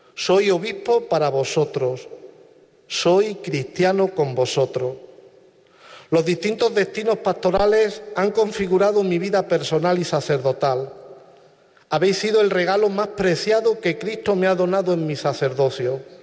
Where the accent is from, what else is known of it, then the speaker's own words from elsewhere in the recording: Villafranca, Spain; moved away; paisanos de Villafranca, mi pueblo natal